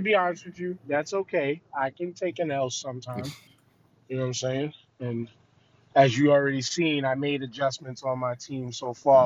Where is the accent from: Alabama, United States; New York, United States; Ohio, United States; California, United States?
New York, United States; I'm from New York